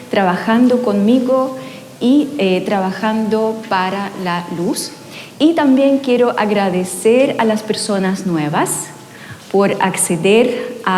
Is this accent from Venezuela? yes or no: no; Ukraine; Spanish is a second language; now in Chile; eh, vine de Ucrania hace 20 años con la familia completa, así que durante 20 años ya me convertí casi en una chilena, aunque sigo hablando a veces no muy bien y a veces aparece el acento bastante fuerte.